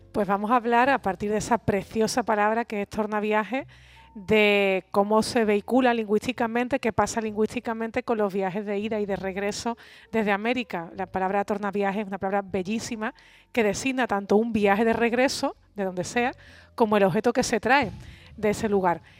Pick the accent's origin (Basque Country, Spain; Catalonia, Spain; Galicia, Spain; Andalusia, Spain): Andalusia, Spain; para mí como andaluza es un motivo de, muchísimo, de muchísimo orgullo